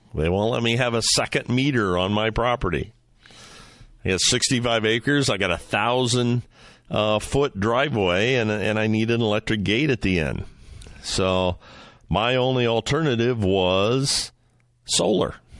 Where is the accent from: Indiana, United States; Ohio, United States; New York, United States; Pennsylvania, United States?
Ohio, United States; in Medina, Ohio, my home state, Northern Ohio, just east of where I'm at as we speak